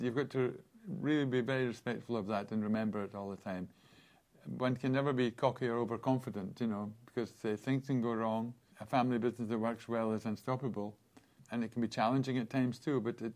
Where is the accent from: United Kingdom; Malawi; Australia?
United Kingdom; Aberlour, Scotland; Growing up on the River Spey in Aberlour